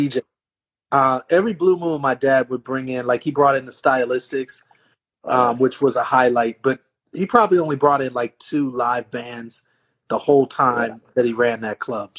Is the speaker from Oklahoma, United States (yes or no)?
no; Milwaukee, Wisconsin, United States; No, I'm from Milwaukee.